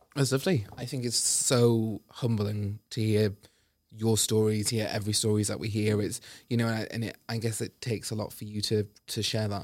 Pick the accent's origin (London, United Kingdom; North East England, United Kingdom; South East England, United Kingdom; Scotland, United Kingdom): North East England, United Kingdom; rural Northumberland near Newcastle; now in Liverpool, United Kingdom; I grew up in a really rural part of Northumberland near Newcastle.